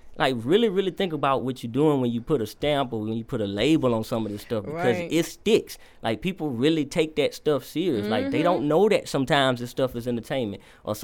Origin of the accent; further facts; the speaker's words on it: Alexandria, Louisiana, United States; I'm from Alexandria, Louisiana. Mm-hmm. That's where I was born and raised.